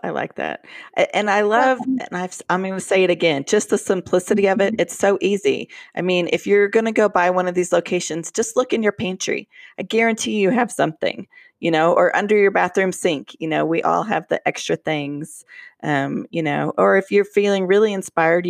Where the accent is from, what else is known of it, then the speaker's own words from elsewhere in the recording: Colorado, United States; now in Oklahoma, United States; I'm from Colorado